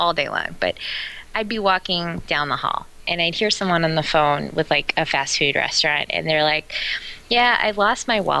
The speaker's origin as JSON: {"language": "English", "town": "Omaha", "region": "Nebraska", "country": "United States", "tie": "born or raised there", "said": "I grew up in Omaha, Nebraska."}